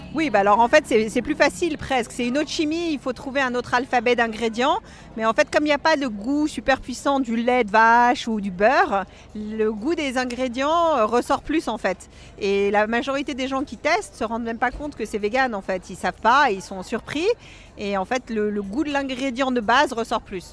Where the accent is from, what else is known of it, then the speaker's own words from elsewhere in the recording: Paris, Île-de-France, France; moved away as an adult; now in Los Angeles, United States; J'ai fait ma première tarte au chocolat quand j'avais 13 ans que j'ai apportée à Conticini dans son restaurant à l'époque qui s'appelait la Table d'Anvers à côté de chez moi à Paris